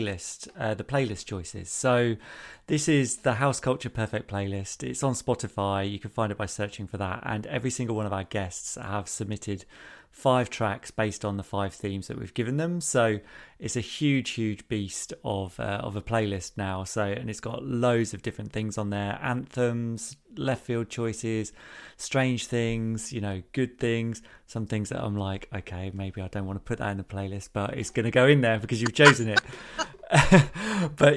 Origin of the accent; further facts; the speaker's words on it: Peterborough, East of England, United Kingdom; moved away; I'm from Peterborough originally